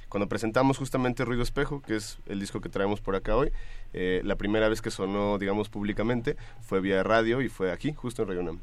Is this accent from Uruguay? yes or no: no; Apatzingán, Michoacán, Mexico; moved away as an adult; now in Mexico City, Mexico; nací en Apatzingán, Michoacán, en la zona de Tierra Caliente del estado y llevo ya pues varios años, como cerca de tal vez 12 años viviendo en la Ciudad de México